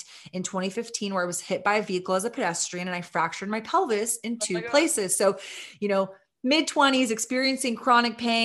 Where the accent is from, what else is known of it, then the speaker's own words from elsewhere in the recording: Austin, Texas, United States; We're a women-owned, sister-owned cannabis brand that is headquartered in my hometown of Austin, Texas